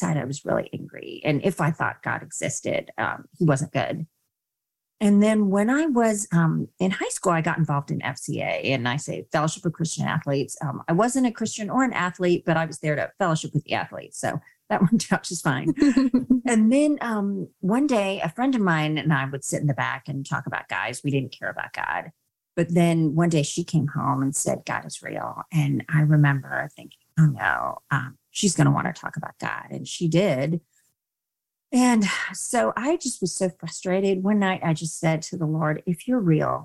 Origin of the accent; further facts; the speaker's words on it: India; I was born in India